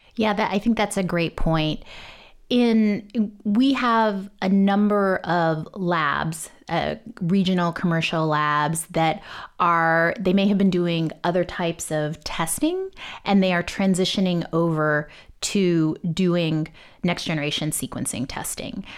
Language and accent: English; Texas, United States; I grew up in Texas